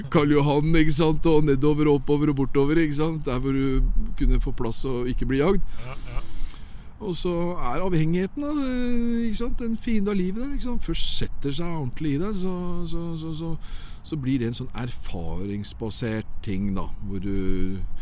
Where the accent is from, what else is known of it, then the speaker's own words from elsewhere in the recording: Norway; also born or lived in Oslo; vi fikk en god skole her hjemme i Norge